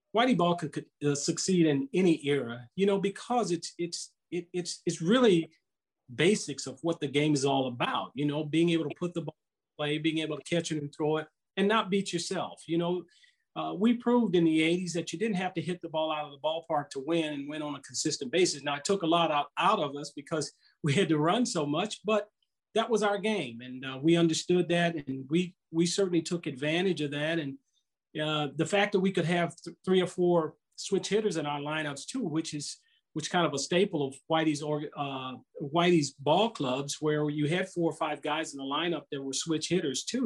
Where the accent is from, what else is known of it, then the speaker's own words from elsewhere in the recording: Southern California, United States; now in St. Louis, United States; growing up in Southern California